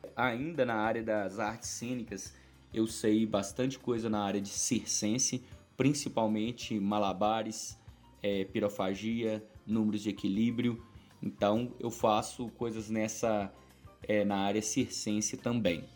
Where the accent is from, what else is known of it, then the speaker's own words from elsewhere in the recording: Araponga, Minas Gerais, Brazil; eu sou de Araponga, Minas Gerais